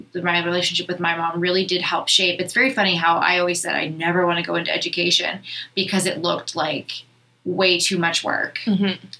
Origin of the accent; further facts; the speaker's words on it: Thunder Bay, Ontario, Canada; moved away as an adult; also born or lived in Winnipeg, Manitoba / Victoria, BC / Vancouver, BC / Toronto; I grew up in Thunder Bay, I have lived in Winnipeg, Manitoba